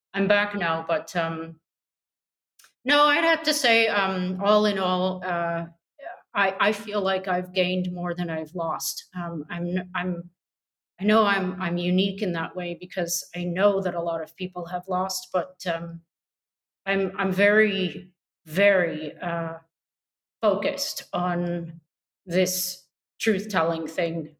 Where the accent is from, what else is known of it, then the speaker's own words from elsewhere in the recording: Canada; I'm a Canadian